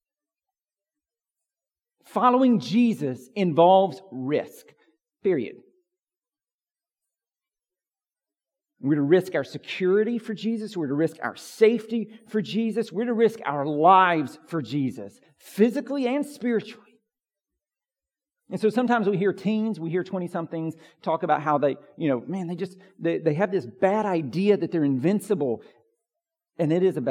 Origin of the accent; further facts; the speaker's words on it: United States; as American evangelicals